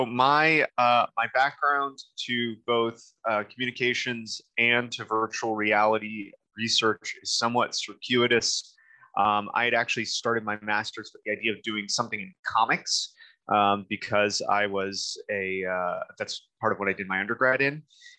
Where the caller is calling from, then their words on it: Eugene, Oregon, United States; I am calling from my office in Eugene, Oregon, at the University of Oregon